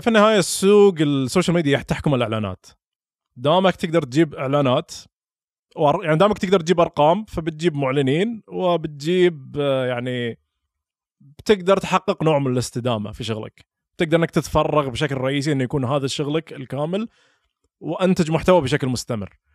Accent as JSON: {"language": "Arabic", "town": "Al-Ahsa", "region": "Eastern Province", "country": "Saudi Arabia", "also_born_or_lived": "Dammam / Riyadh / United States", "accent": "Hasawi", "said": "اللهجه اللي انا اتكلم فيها اللي يتكلم فيها حسين عبد الله هي لهجه حساويه"}